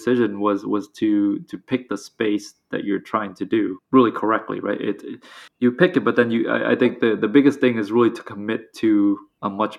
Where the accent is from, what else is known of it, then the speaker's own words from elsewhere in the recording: Vietnam; moved away; I grew up in Vietnam, all the other founders did as well.